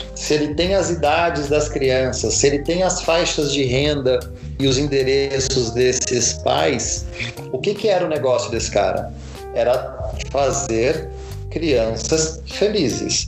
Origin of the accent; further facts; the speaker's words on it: São Paulo, Brazil; Eu sou de São Paulo